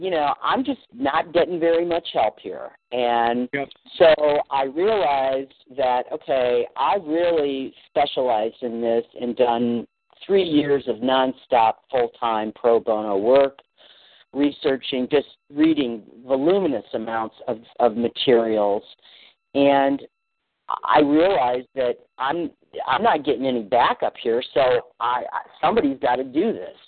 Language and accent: English; Barrington, Illinois, United States; I was out in Barrington, is where I'm from